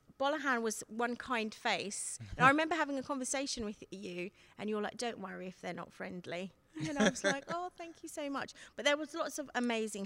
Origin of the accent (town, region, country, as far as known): London, United Kingdom; born or raised there; also born or lived in Seychelles